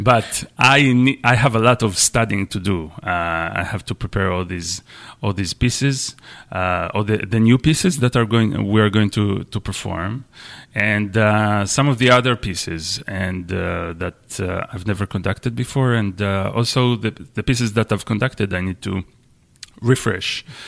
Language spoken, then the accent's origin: English; Israel; moved away as an adult; also born or lived in Michigan, United States / Washington, D.C., United States; now in New Bedford, United States; I'm, I'm Israeli. I'm from Israel. And I came to the U S, um, ten years ago, something like that, to study at the University of Michigan